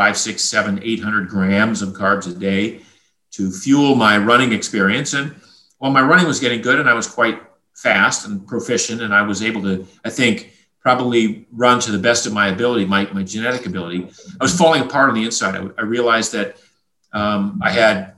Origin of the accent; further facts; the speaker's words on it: Maine, United States; I grew up in a fishing village in Maine.